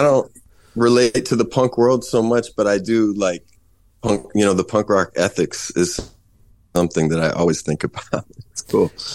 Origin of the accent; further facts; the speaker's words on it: Kansas, United States; moved away as an adult; now in Chicago, United States; I'm from Kansas originally, but I've been living in Chicago since two thousand one